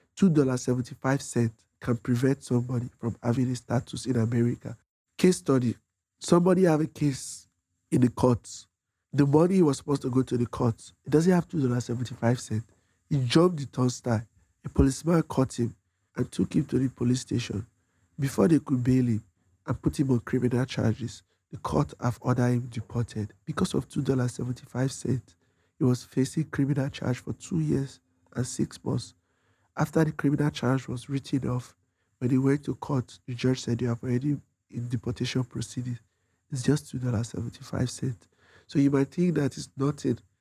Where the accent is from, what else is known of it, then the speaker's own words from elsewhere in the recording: Nigeria; moved away as an adult; now in New York City, United States; When I was fleeing persecution from Nigeria, my mom paid for my flight tickets to leave Nigeria and come to United States.